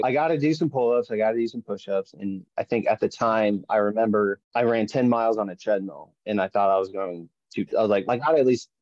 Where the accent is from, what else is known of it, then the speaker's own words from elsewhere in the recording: Westmoreland, Kansas, United States; also born or lived in Manhattan, Kansas / Topeka, Kansas; I grew up north of Manhattan in a little town called Westmoreland